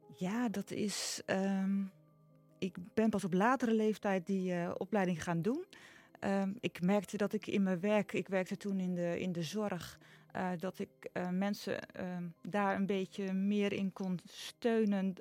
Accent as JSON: {"language": "Dutch", "town": "Nijkerk", "region": "Gelderland", "country": "Netherlands", "tie": "born or raised there", "lives_now": "Noord-Veluwe, Netherlands"}